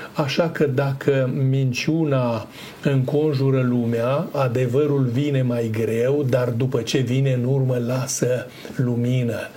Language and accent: Romanian; Romania; noi ca români